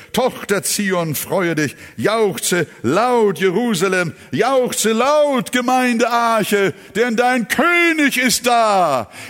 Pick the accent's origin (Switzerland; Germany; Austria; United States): Germany; hier bei uns in Deutschland